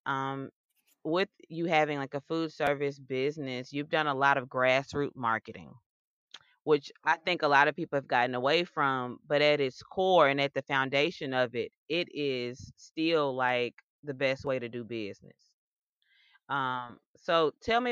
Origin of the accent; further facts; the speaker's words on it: Memphis, Tennessee, United States; being a proud Memphian